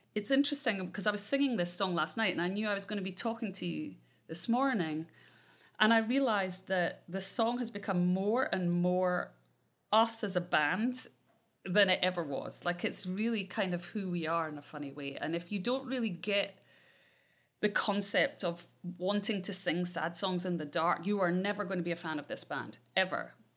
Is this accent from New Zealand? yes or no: no; Scotland, United Kingdom; I'm Scottish.